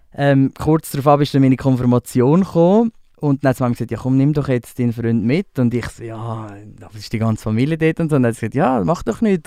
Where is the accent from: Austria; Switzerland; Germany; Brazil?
Switzerland; Spreitenbach, Aargau; also born or lived in Winterthur; now in Zurich, Switzerland; ich habe eigentlich meine ganze Kindheit in Spreitenbach ähm, erlebt. Dort bin ich aufgewachsen